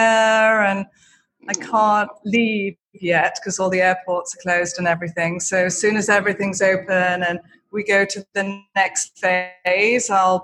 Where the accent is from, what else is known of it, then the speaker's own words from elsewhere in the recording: Leeds, Yorkshire and the Humber, United Kingdom; I grew up in Yorkshire. I'm from Leeds originally, which is such it's such an amazing city. It's such a big university city.